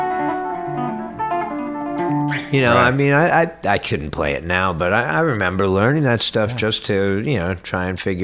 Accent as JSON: {"language": "English", "region": "Florida", "country": "United States", "tie": "born or raised there", "also_born_or_lived": "New York", "said": "growing up in Florida"}